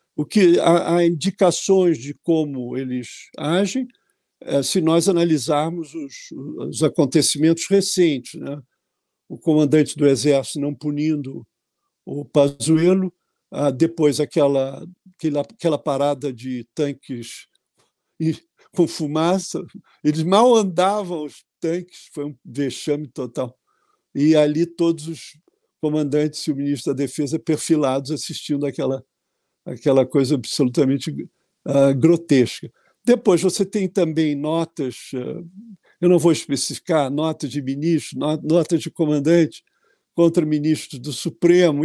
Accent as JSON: {"language": "Portuguese", "region": "Rio de Janeiro", "country": "Brazil", "said": "especialmente no meu estado, porque eu sou carioca"}